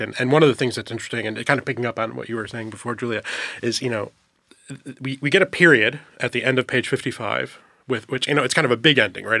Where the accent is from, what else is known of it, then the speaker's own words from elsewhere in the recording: upstate New York, United States; I'm from upstate New York